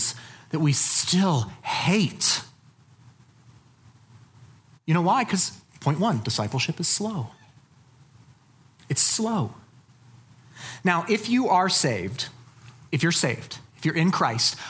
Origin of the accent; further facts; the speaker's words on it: Colorado Springs, Colorado, United States; I'm from Colorado Springs. That's where I grew up